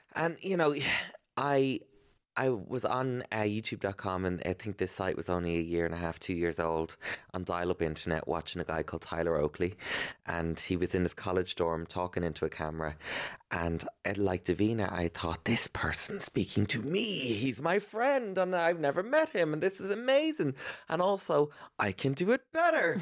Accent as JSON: {"language": "English", "country": "Ireland", "tie": "born or raised there", "said": "growing up in Ireland as, um, a young gay boy with a weird name"}